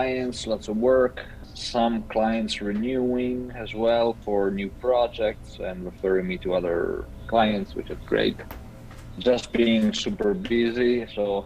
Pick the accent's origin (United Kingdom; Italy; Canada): Italy; moved away; I'm calling in from Italy, back home for a week